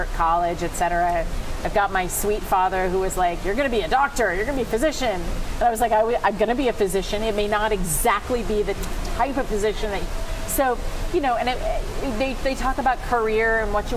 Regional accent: New Jersey, United States; moved away as an adult; also born or lived in Chennai, India; I grew up in New Jersey

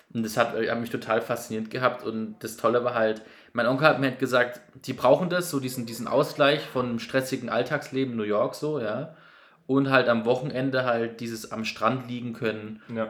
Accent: near Baden-Baden, Baden-Württemberg, Germany; ich komme aus in der Nähe von Baden-Baden

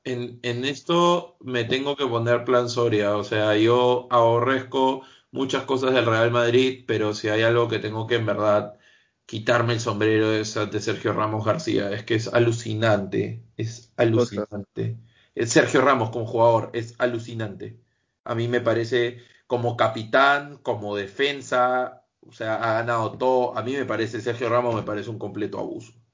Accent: Peru; si soy peruano

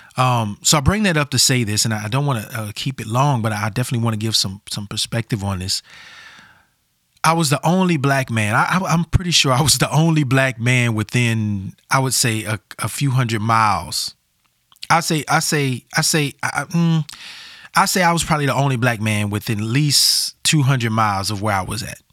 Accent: Louisiana, United States; also born or lived in Portland metro area, Oregon; now in Portland, United States; I felt like I was back at home in the South. I'm from Louisiana

